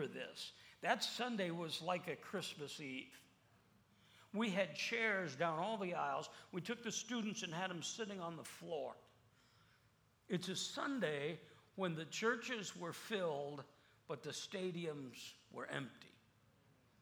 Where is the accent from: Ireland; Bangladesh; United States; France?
United States; Phoenix, Arizona; I'm from Phoenix.